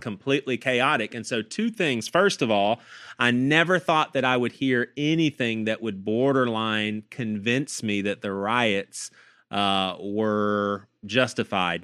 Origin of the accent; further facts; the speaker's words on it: the South, United States; as a 15 year old kid, I was growing up in the South